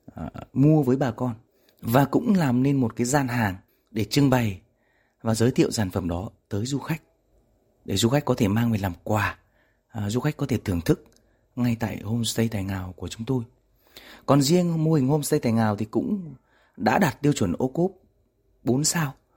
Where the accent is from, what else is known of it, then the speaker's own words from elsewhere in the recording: Thượng Lâm, Lâm Bình, Tuyên Quang, Vietnam; moved away as an adult; also born or lived in Hanoi; quê hương Thượng Lâm, Lâm Bình của tôi